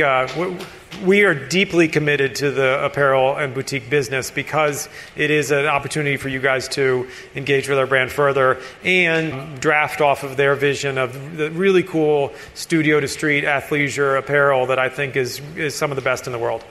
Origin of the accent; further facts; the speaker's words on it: Florida Keys, United States; I grew up in the Florida Keys